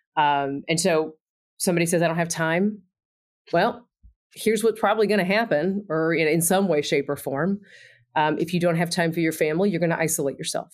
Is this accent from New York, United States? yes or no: no; Texas, United States; also born or lived in Indiana; now in Bloomington, United States; I am from Texas